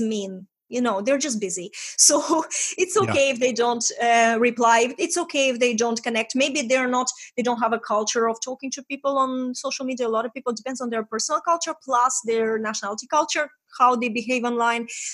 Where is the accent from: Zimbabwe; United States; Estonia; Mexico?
Estonia; English is a second language; moved away as an adult; I'm from Estonia, we talk straight.